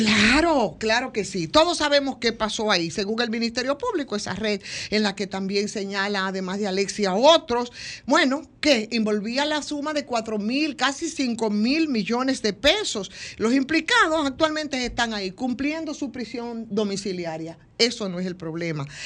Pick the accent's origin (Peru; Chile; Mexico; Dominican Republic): Dominican Republic; Villa Jaragua, Bahoruco; de donde vengo yo, es específicamente de ahí, Villaragua, siete kilómetros del municipio cabecera que es Neiva.